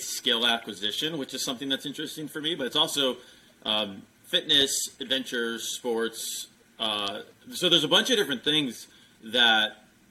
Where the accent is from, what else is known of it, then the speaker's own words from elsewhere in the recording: Midwest, United States; now in Texas, United States; I grew up in the Midwest